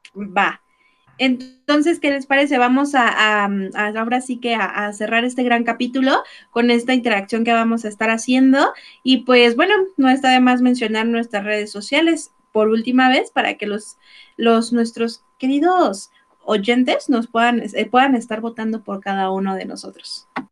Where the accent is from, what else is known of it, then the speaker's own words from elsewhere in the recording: Mexico; cómo somos los mexicanos